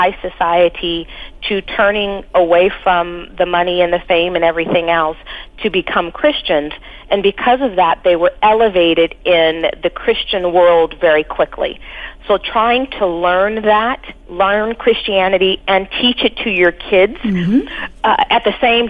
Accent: Pasadena, California, United States; also born or lived in Los Angeles, California; we grew up in Pasadena

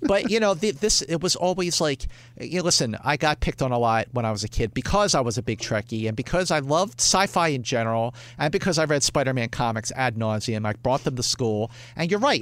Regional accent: Philadelphia, Pennsylvania, United States; I grew up in Philadelphia, Northeast Philadelphia

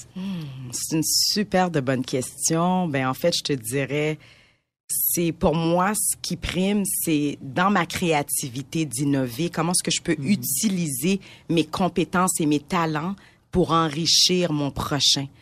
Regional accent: Montreal, Quebec, Canada; je suis née à Montréal de parents immigrants de première génération qui viennent d'Haïti.

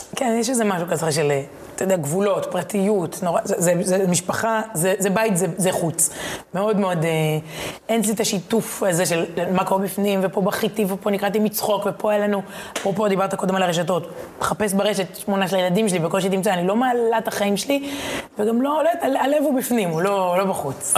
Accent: Herzliya, Tel Aviv District, Israel; בתור ילדה בהרצליה

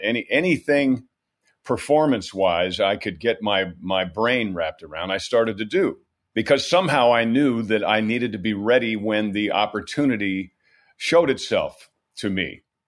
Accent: New York, United States; moved away; also born or lived in California; I'm from New York. New York is a beautiful state.

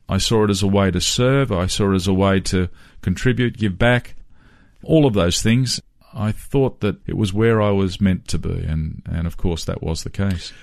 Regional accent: Sydney, New South Wales, Australia; as a young fellow growing up in Western Sydney

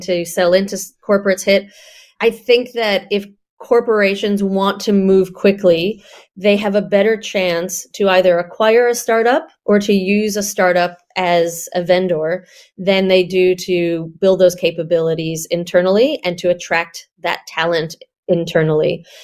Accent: New York, United States; now in Australia; New Yorker of the bunch

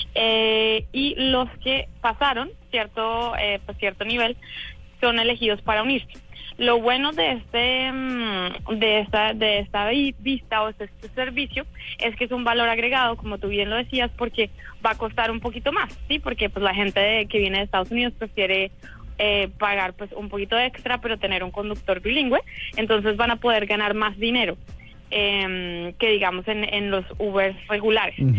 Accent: Colombia; now in San Francisco, United States; yo también soy colombiana, pero vivido hace mucho tiempo acá.

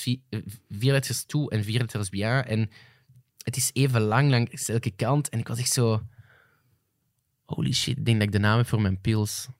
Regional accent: Flanders, Belgium; als Vlamingen

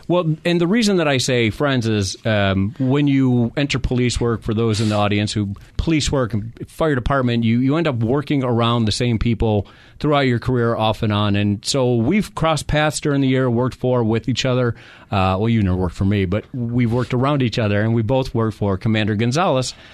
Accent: New York, United States; now in Phoenix, United States; I'm from New York

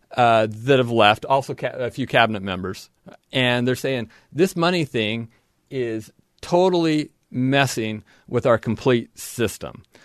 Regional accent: southern Idaho, United States; moved away as an adult; now in Logan, Utah, United States; I grew up in southern Idaho

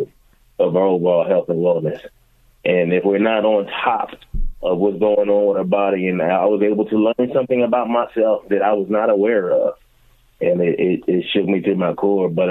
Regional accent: Philadelphia, Pennsylvania, United States; now in Washington, D.C., United States; Growing up in Philadelphia, those are some of the best times of my life

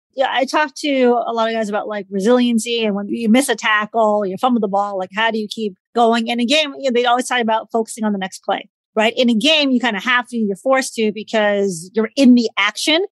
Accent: Midwest, United States; also born or lived in Southern California; I grew up in the Midwest, but I also lived out in Southern California, went to school out in, in LA area.

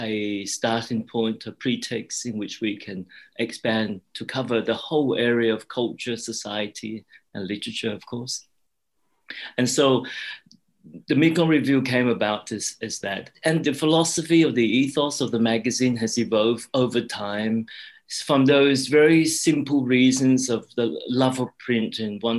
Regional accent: Australia; also born or lived in Cambodia / Thailand / Hong Kong; I am Australian

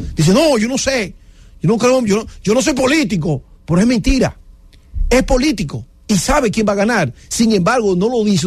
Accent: Dominican Republic; somos dominicanos

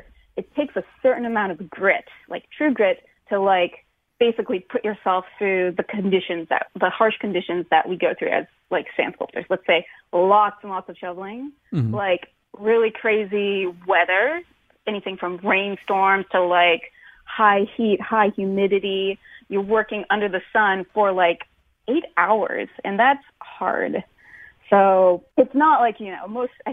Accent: Tacoma, Washington, United States; I'm from Tacoma, mm-hmm. Washington

